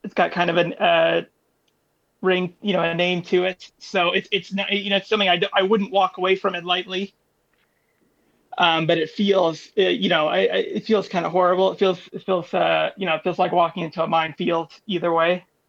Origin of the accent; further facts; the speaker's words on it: New York, United States; I'm from New York